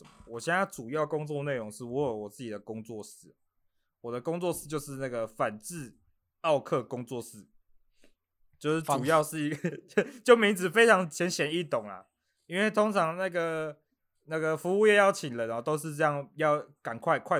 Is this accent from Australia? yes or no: yes; Australia; Chinese is a second language; 我是来自这个澳洲的澳洲人